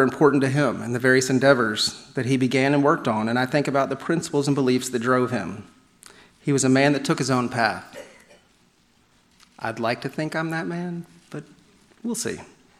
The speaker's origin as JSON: {"language": "English", "region": "New York", "country": "United States", "said": "I'm from New York, they'll relate to me."}